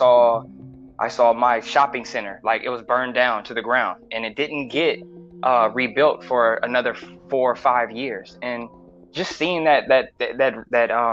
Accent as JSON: {"language": "English", "town": "Los Angeles", "region": "California", "country": "United States", "tie": "born or raised there", "said": "Born and raised LA. I'm from Mid City, Pico Crenshaw"}